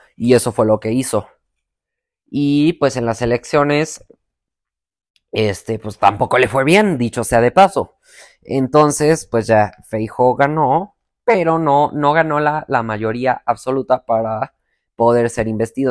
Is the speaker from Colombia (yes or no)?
no; Mexico; Yo actualmente vivo en México, soy mexicano